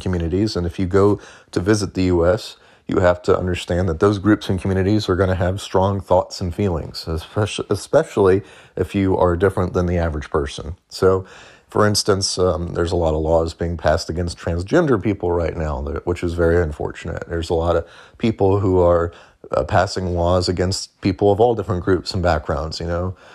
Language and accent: English; St. Louis, Missouri, United States; moved away as an adult; now in Nashville, United States; I grew up in Saint Louis